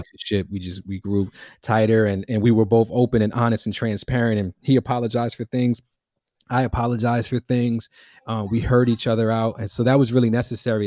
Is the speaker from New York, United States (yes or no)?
yes; New York City, New York, United States; also born or lived in East Harlem; I grew up in the Bronx, was born in East Harlem, grew up in the Bronx